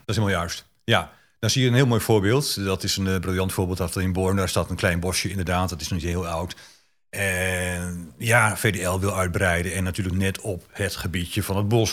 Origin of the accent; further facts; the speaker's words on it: Bible Belt, Netherlands; ik kom uit de Bijbelbelt